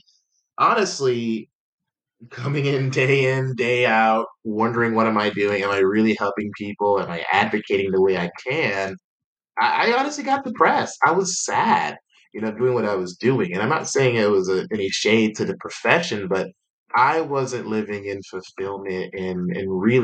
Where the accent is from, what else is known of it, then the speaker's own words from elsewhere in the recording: Atlanta, Georgia, United States; moved away as an adult; also born or lived in North Carolina; I hail from Atlanta, Georgia, and ended up moving to North Carolina in 2010